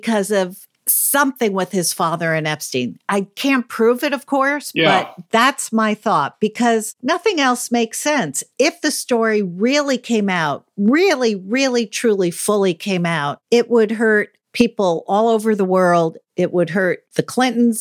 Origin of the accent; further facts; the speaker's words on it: New York, United States; I grew up in the New York private school world